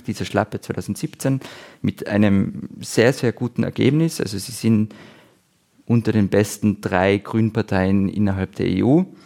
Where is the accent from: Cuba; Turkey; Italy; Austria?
Austria; ich als Österreicher